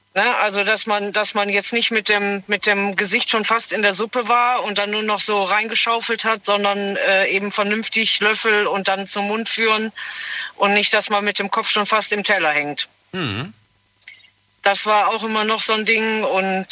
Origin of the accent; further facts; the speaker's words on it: Bergisches Land, North Rhine-Westphalia, Germany; ich bin ja gebürtig aus dem Bergischen